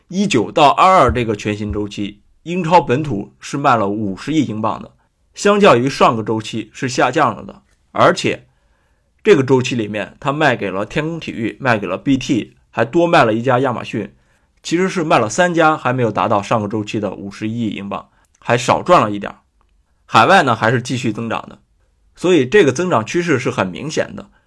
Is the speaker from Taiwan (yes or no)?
no; a small town in Shandong, China; 我一个在山东小镇出生的人，我还是国际米兰球迷